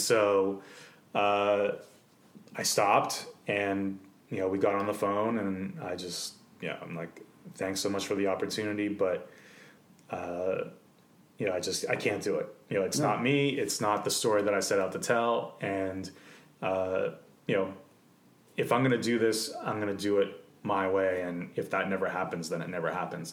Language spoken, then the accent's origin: English; Canada; I was born in Canada